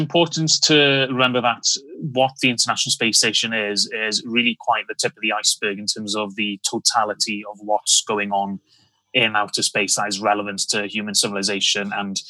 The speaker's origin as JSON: {"language": "English", "region": "Wales", "country": "United Kingdom", "said": "Very much so. Yes. as most Welsh people who lived in the 1970s, it was all about the rugby."}